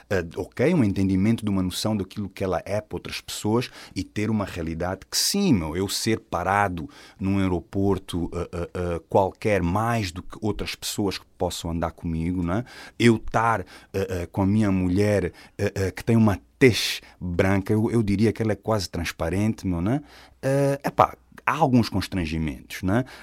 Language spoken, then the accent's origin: Portuguese; Angola; also born or lived in Portugal; E eu sou angolano e sou português